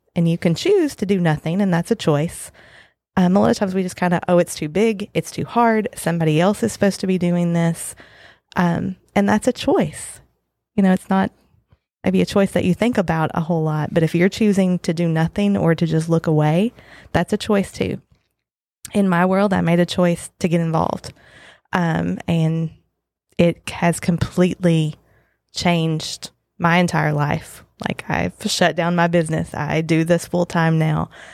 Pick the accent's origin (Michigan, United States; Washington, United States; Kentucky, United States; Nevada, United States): Kentucky, United States; Western; moved away as an adult; also born or lived in Lexington, Kentucky; now in Scott County, Kentucky, United States; I grew up in Western Kentucky.